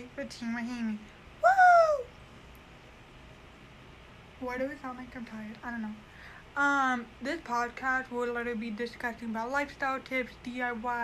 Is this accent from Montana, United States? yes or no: no; Mesa, Arizona, United States; also born or lived in Chandler, Arizona; I was born in Chandler, Arizona, raised in Mesa